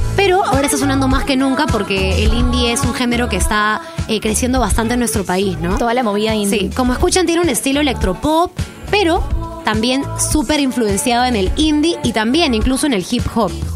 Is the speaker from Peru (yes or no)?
yes; Peru